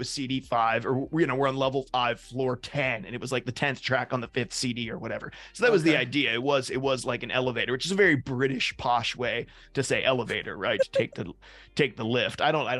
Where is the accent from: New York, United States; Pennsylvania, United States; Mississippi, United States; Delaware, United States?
Pennsylvania, United States; Pittsburgh; I'm from Pittsburgh.